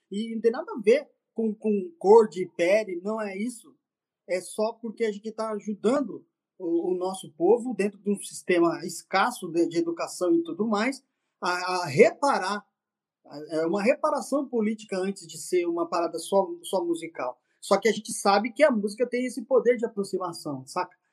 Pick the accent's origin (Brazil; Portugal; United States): Brazil; São Paulo; somos de São Paulo, dois irmãos pretinhos de São Paulo